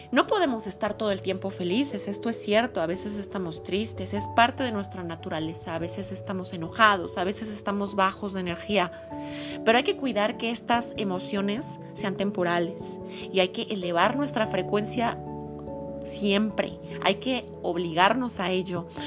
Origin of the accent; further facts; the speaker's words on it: Mexico City, Mexico; vivo en la Ciudad de México. Y sí soy chilanga, pero mezclo a veces acentos